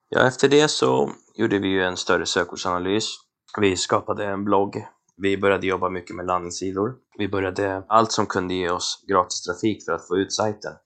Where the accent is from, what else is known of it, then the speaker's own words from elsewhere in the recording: Colombia; moved away; Jag är förvisso från Colombia.